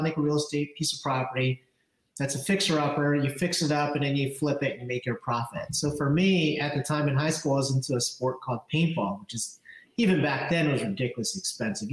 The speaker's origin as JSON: {"language": "English", "region": "New Jersey", "country": "United States", "tie": "born or raised there", "also_born_or_lived": "Philadelphia, Pennsylvania", "said": "I'm from Jersey. Grew up in South Jersey"}